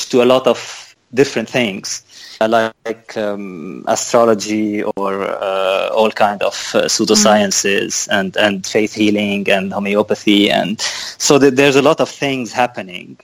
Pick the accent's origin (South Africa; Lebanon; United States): Lebanon; moved away as an adult; now in Lviv, Ukraine; So I'm from Lebanon. I studied there